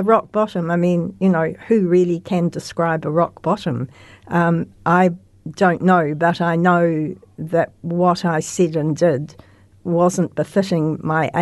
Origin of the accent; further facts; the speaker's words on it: Christchurch, Canterbury, New Zealand; Christchurch all my life, except for working.